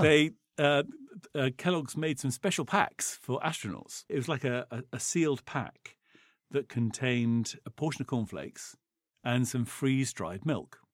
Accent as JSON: {"language": "English", "region": "England", "country": "United Kingdom", "said": "we're English"}